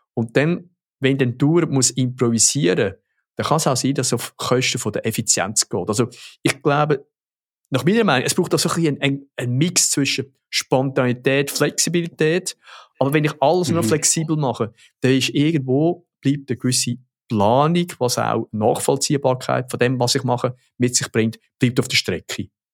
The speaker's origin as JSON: {"language": "German", "country": "Switzerland", "said": "bei uns in der Schweiz"}